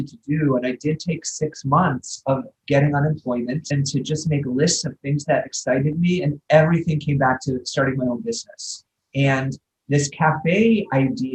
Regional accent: Midwest, United States; moved away; as a Midwesterner

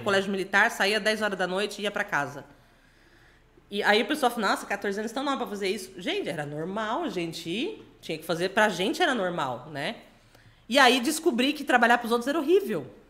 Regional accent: Pederneiras, São Paulo, Brazil; now in São Paulo, Brazil; no Distrito Industrial de Pederneiras, que é a cidade onde eu nasci

